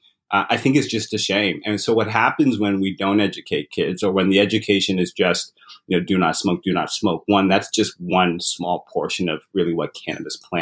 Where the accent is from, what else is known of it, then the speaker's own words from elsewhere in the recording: London, Ontario, Canada; moved away as an adult; also born or lived in Uganda / Zimbabwe / England; now in Toronto, Canada; we immigrated to Canada when I was still fairly young, grew up in London, Ontario.